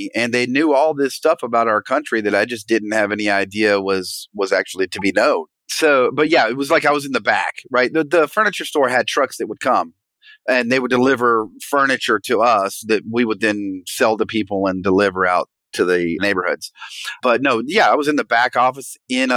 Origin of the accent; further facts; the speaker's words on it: Las Vegas, Nevada, United States; as I grew up in Las Vegas, I kind of lived on the not so rich side of town.